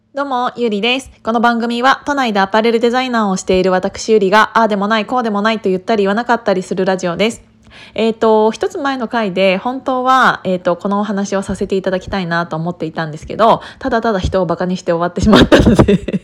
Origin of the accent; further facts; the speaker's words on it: Kiryu, Gunma, Japan; 私、群馬県の桐生市出身だから